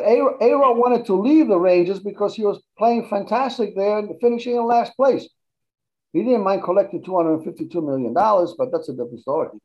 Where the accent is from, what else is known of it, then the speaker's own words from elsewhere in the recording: Argentina; now in United States; I didn't grow up in this country, but when I when I grew up in Argentina